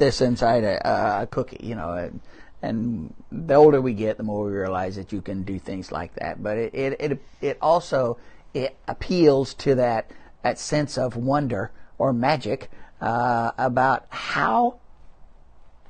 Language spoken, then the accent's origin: English; Midwest, United States; moved away; also born or lived in New Orleans; I didn't eat anything other than meat and potatoes. growing up in the Midwest